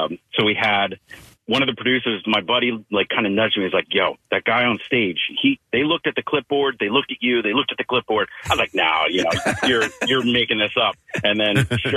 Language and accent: English; Delaware, United States; I'm from Delaware